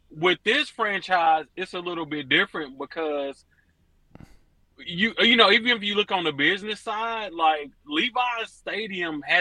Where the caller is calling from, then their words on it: Dallas, Texas, United States; Yeah, yeah, I'm live from Dallas, man.